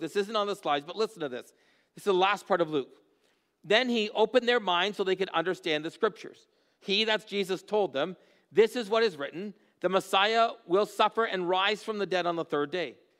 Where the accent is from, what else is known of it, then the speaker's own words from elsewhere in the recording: Haldimand, Ontario, Canada; I grew up in Haldeman. I'm just outside of Bimbrick